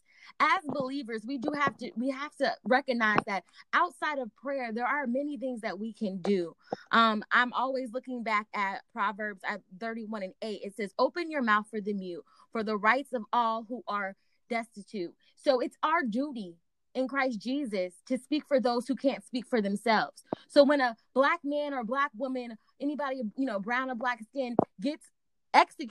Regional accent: Virginia, United States; I grew up in Virginia.

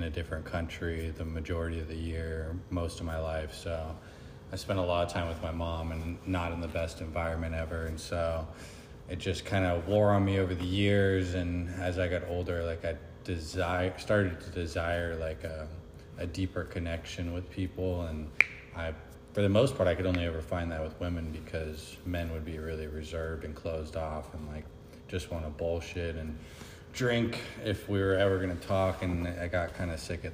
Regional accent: Kirkland, Washington, United States; moved away as an adult; also born or lived in Seattle, Washington; now in Arizona, United States; I'm from Seattle, Washington, or Kirkland, Washington

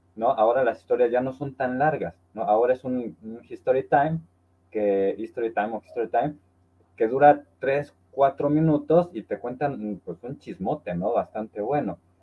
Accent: Orizaba, Veracruz, Mexico; moved away; ahorita estoy aquí en mi tierra natal, que es Orizaba, Veracruz

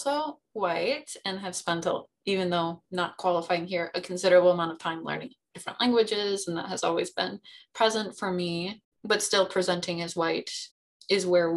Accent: United States; we're from America

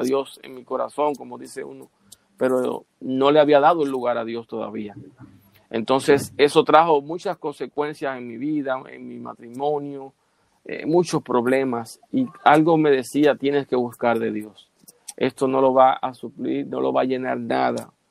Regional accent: Bajos de Haina, San Cristóbal, Dominican Republic; yo nací en Bajos de Jaina

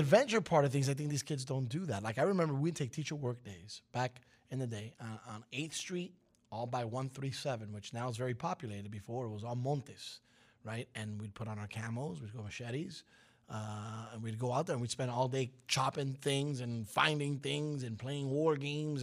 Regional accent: New York City, New York, United States; moved away; Cuban, 'cause it's my heritage. Italian, 'cause I was raised in Brooklyn

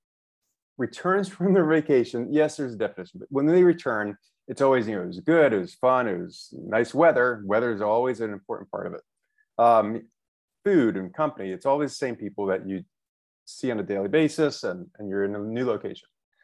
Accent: New York City, New York, United States; moved away as an adult; now in Hanoi, Vietnam; I am from New York City, where I moved here from. I'm currently living in Hanoi, Vietnam

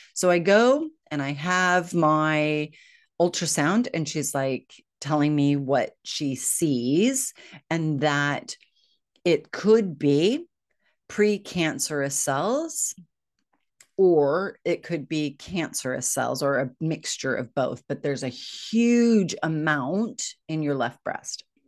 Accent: United States; moved away as an adult; now in United Kingdom; I'm American. I know I live in the UK

